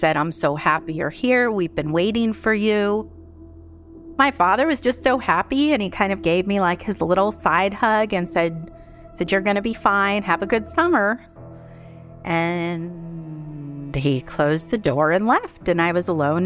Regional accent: Tucson, Arizona, United States; I was born in Tucson, Arizona in 1972

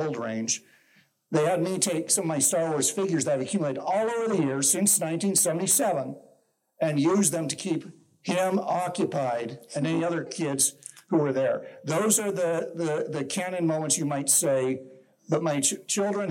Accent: Salt Lake City, Utah, United States; now in Ogden, United States; I grew up in Salt Lake City, actually, and currently live in Ogden.

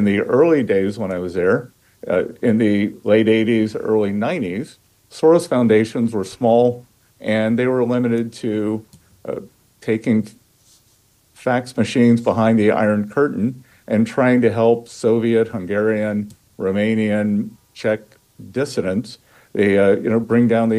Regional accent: Charleston, South Carolina, United States; Charleston, South Carolina, my hometown

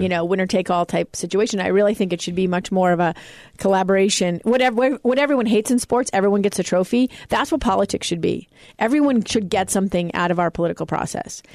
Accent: United States; I was lucky enough to be born here.

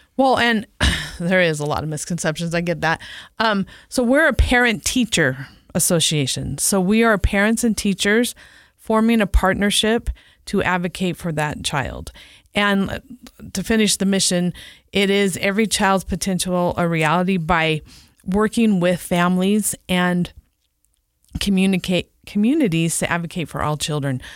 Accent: San Diego, California, United States; moved away as an adult; now in Utah, United States; I grew up in San Diego, California

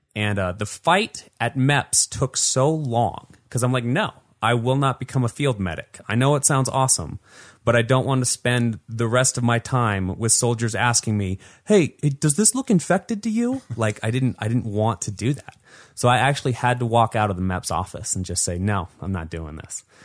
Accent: Salt Lake City, Utah, United States; I grew up here in Salt Lake City, Utah

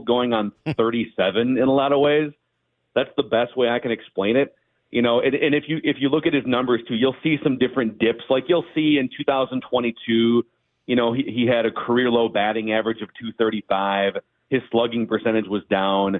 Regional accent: Minnesota, United States; also born or lived in Queen Anne, Seattle; I'm from Minnesota.

